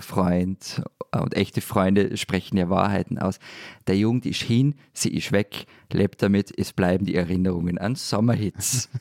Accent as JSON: {"language": "German", "country": "Austria", "said": "Ich bin Österreicher"}